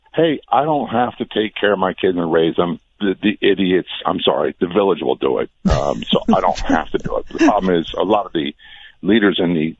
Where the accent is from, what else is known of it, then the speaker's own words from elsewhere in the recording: Norfolk, Virginia, United States; I grew up in Norfolk, Virginia, a big military town.